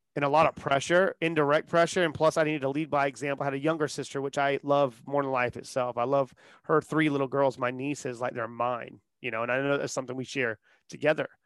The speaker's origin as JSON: {"language": "English", "town": "Charleston", "region": "South Carolina", "country": "United States", "tie": "born or raised there", "said": "born and raised in Charleston, South Carolina"}